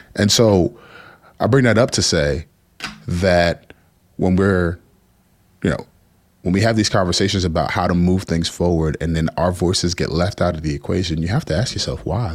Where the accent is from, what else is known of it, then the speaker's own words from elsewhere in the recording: New Jersey, United States; also born or lived in Houston, Texas; We moved to Jersey after some tumultuous things there and primarily raised by my grandparents.